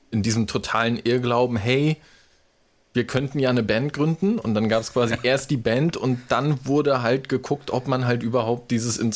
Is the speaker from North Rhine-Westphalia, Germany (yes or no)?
no; Wismar, Mecklenburg-Vorpommern, Germany; Also ich komme halt aus Wismar und klar, in den 90ern irgendwie äh, bist du halt mit Hansa Rostock irgendwie groß geworden.